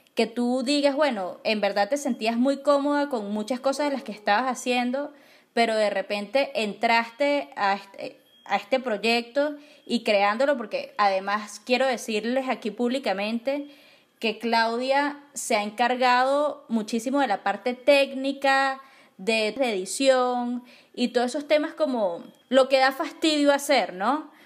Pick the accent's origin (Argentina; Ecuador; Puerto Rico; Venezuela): Venezuela; nosotros como venezolanos